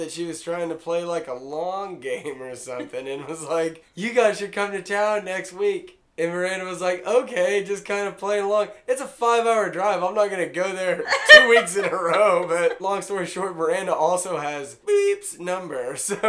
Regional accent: Hannibal, Missouri, United States; moved away; I'm from Hannibal, Missouri.

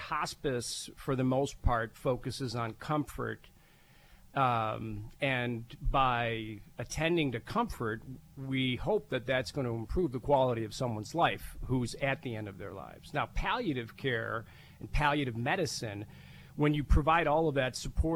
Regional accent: Buffalo, New York, United States; moved away as an adult; also born or lived in Syracuse, New York / Cleveland, Ohio; now in Erie, United States; I'm originally from Buffalo, New York

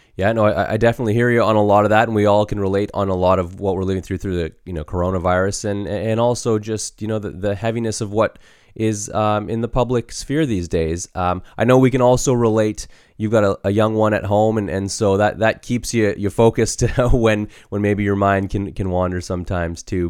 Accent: Canada; we too have experienced racism growing up in Canada

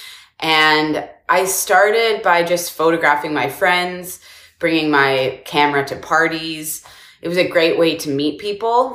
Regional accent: Victoria, British Columbia, Canada; moved away as an adult; also born or lived in Montreal, Canada / Toronto, Canada; now in United States; when I was a kid, I grew up on Victoria, British Columbia Island

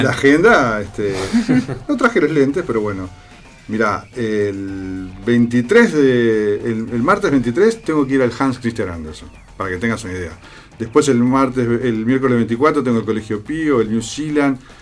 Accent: Costa de Oro, Canelones, Uruguay; yo soy de la Costa de Oro

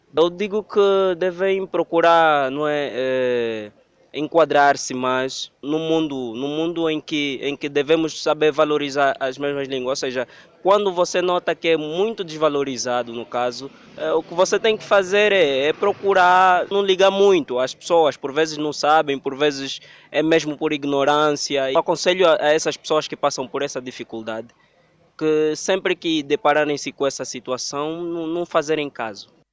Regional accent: Lunda Sul, Angola; eu sou eu sou das Lundas, sou pertencente da província da Lunda Sul.

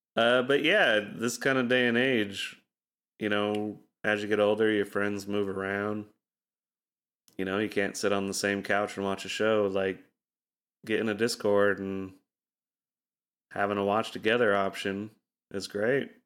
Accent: Utah, United States; growing up in Utah

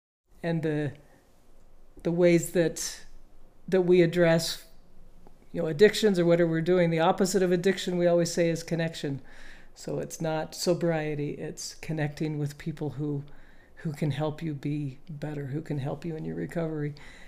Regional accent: Bountiful, Utah, United States; now in Peoria, United States; I grew up in Bountiful and a lot of my life, and now I currently live in Peoria, Arizona

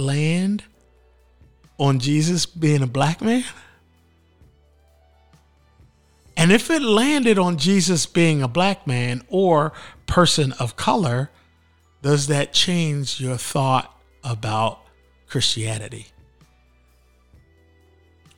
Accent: Philadelphia, Pennsylvania, United States; moved away; I grew up in Philly at the home of the AME Church and Richard Allen's story.

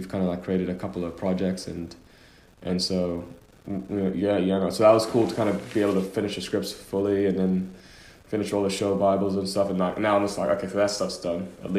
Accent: Oman; born there; I was born in Oman, but in the Middle East, as you know, when you're born somewhere, it doesn't mean you have a passport. So I had a Sudanese passport, but I was born in Oman.

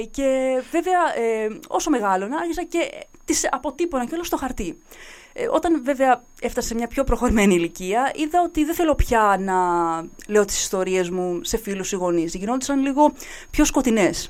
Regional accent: Nea Polylagonia, Greece; ειδικότερα στο χωριό μου, στην Νέα Πολυλαγωνία.

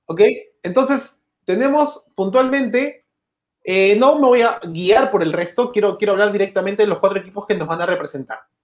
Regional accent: Peru

